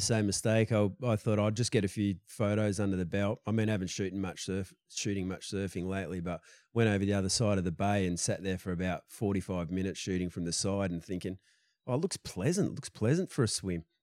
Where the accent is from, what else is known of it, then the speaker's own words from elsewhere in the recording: Perth, Western Australia, Australia; I grew up, like, in the suburbs of Perth.